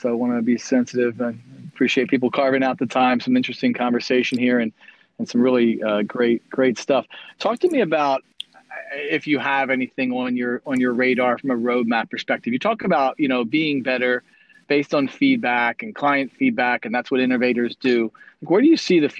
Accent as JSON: {"language": "English", "town": "Philadelphia", "region": "Pennsylvania", "country": "United States", "accent": "Philadelphia", "moved": "yes", "lives_now": "Texas, United States", "said": "I know my Philadelphia comes out from time to time, even though I'm in Texas"}